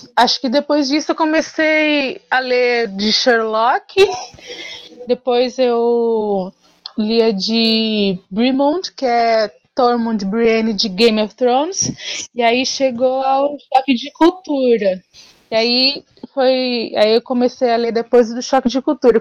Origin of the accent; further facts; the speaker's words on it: São Paulo, Brazil; eu sou de São Paulo, capital.